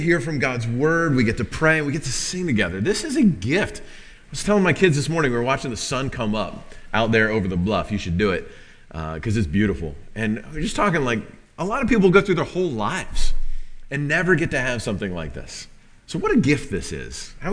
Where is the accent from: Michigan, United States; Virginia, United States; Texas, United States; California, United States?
Virginia, United States; Northern; moved away; I grew up in Northern Virginia, just outside of D.C.